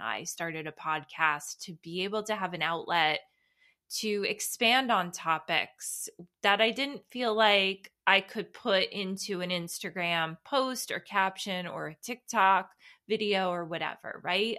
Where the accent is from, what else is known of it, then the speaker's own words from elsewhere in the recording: United States; New York, New Jersey area. Obviously, that is where I am born and raised.